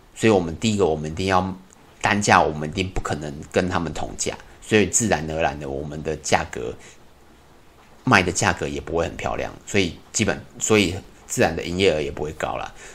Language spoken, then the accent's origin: Chinese; Taiwan; 以我们台湾人